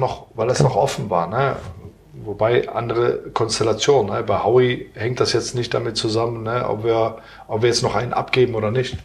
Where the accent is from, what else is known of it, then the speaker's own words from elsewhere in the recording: Aachen, North Rhine-Westphalia, Germany; moved away; ist ja meine Heimatstadt